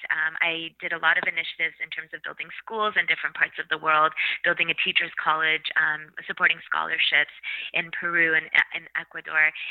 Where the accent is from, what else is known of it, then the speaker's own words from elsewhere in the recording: Canada; I've was very lucky to be born and raised in Canada, where I had access to education